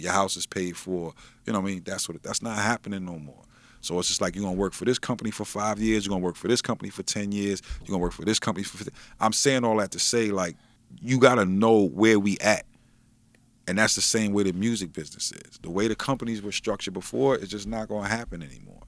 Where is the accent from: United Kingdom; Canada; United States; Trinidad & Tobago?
United States; Wilmington, Delaware; I'm from Wilmington